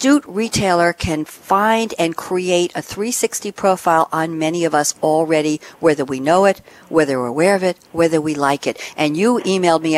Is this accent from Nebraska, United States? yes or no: no; New York, United States; I am from New York